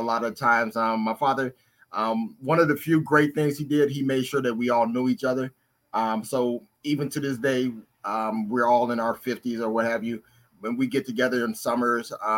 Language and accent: English; Detroit, Michigan, United States; also born or lived in Cleveland, Ohio / San Diego; now in San Francisco Bay Area, United States; I was born in Cleveland, Ohio, but I was raised in Detroit, Michigan